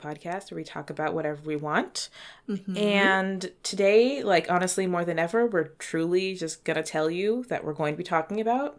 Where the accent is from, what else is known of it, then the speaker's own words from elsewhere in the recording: Toronto, Ontario, Canada; For context, also, we are Toronto people from Toronto. These are Toronto specifics.